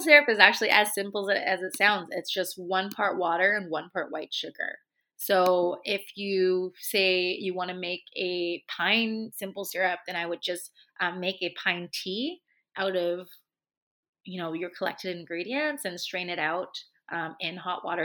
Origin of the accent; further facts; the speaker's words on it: Hong Kong; moved away; I grew up in Asia, so I grew up in Hong Kong